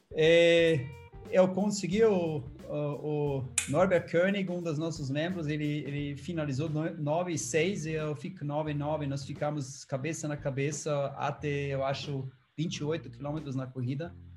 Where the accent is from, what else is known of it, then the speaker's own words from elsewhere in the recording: Austria; Portuguese is a second language; moved away as an adult; now in Brazil; Eu nasci uma um vale na Áustria que se chama uh, o Silicon Valley da Europa